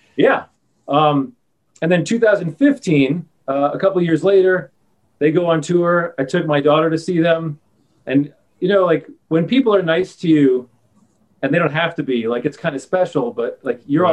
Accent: New York, United States; I'm from New York.

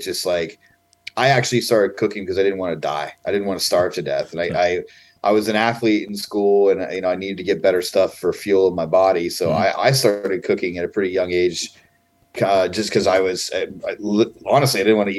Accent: Ohio, United States; I'm from Ohio. Rural Ohio. Yep. Yeah, right in the middle of the state of Ohio.

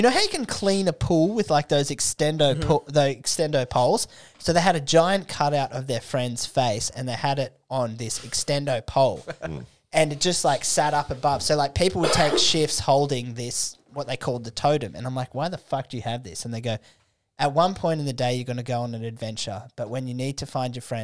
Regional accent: Australia; we're Australian, mate.

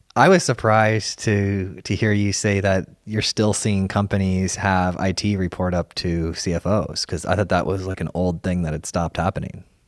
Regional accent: Sarasota, Florida, United States; my wife and I were born and raised in Sarasota

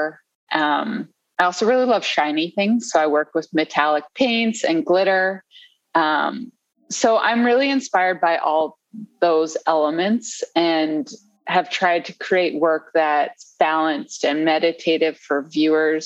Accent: right outside of DC, Maryland area, United States; moved away as an adult; now in Washington, United States; I grew up in the Maryland area, right outside of DC, and moved back to the DC area like 7 or 8 years ago

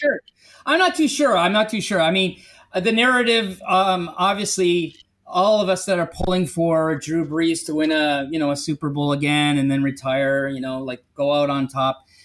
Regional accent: Canada; I'm Canadian

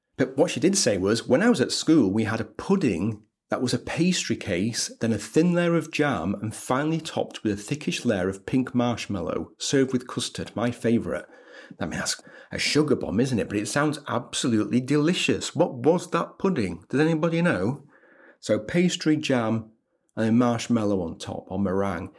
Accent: Leeds, Yorkshire and the Humber, United Kingdom; As a Leeds boy, I'm from Pudsey, which is in Leeds.

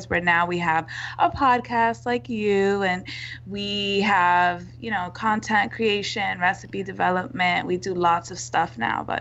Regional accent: New York City, New York, United States; uh, I am from the Bronx.

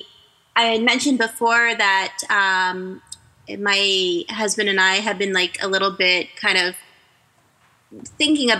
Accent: Canada; I'm Canadian

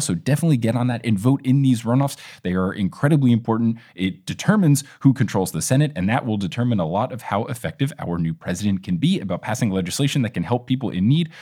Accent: New Jersey, United States; New Jersey, my home state

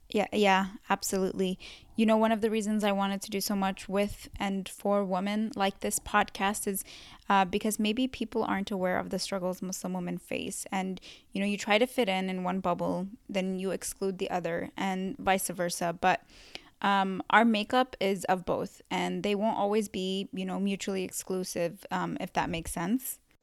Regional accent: California, United States; also born or lived in Yemen; I was born in Yemen, um, but raised in California my whole life since I was two

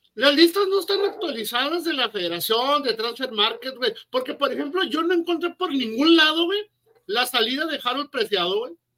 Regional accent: Mexico; nosotros como mexicanos

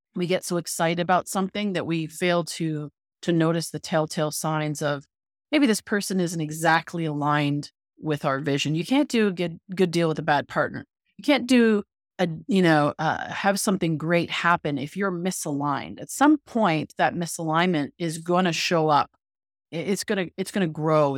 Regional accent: Canada; moved away; I'm originally from Canada, so I was in Canada.

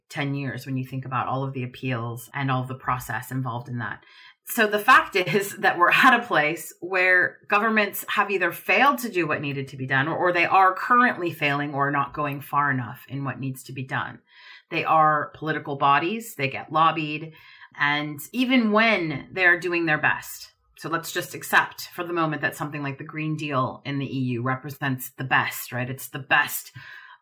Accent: Oregon, United States; my home state of Oregon

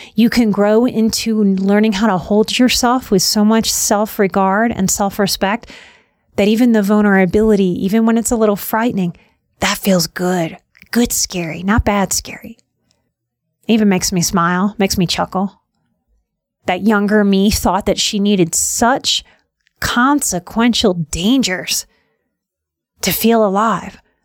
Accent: New Orleans, Louisiana, United States; moved away; From my youth growing up in New Orleans, it's a very weird place

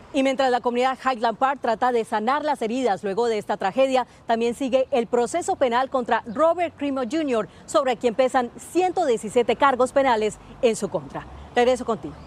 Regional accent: Oaxaca, Mexico; now in Arizona, United States; Yo soy de Oaxaca

